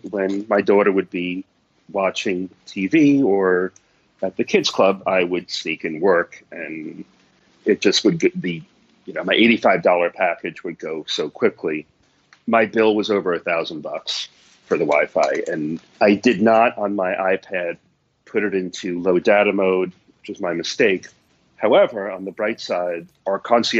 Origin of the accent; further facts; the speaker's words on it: New York City, New York, United States; I'm a New Yorker